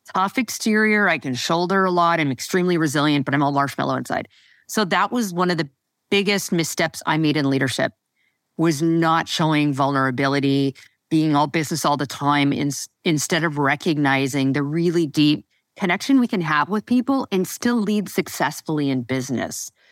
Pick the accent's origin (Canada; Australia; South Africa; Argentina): Canada; Western Canada; moved away as an adult; also born or lived in Toronto; I never moved back out west